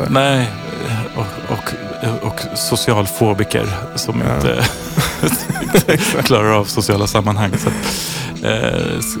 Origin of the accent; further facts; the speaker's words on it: Sweden; Vädret var alltså så här som svensk liksom slutet på april, maj